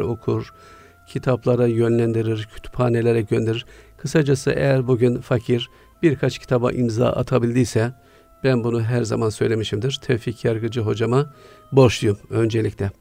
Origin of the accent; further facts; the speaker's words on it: Siirt, Siirt Province, Turkey; Güneydoğu'nun ücra bir şehrinde Siirt'te doğdum.